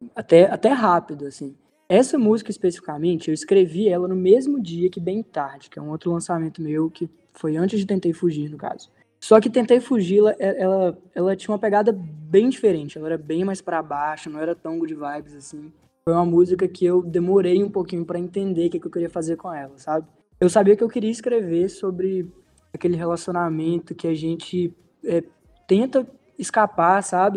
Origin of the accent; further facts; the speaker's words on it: Teófilo Otoni, Minas Gerais, Brazil; em Teófilo Otoni, que é de onde eu sou